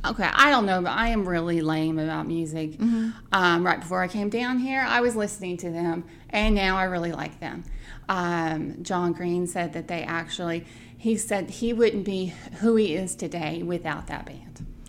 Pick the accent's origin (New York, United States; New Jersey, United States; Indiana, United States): Indiana, United States; I am from Indiana.